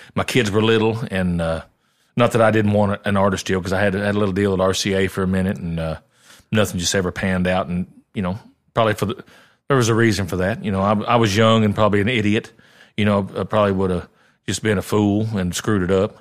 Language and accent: English; Southern Illinois, United States; moved away as an adult; now in Nashville, United States; I had a pretty good little regional following where I grew up in Southern Illinois